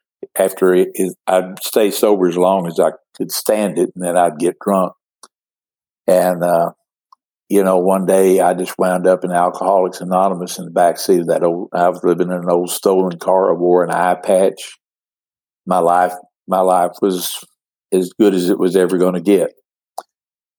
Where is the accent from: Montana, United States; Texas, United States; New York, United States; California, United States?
Texas, United States; Midland, Odessa; born or raised there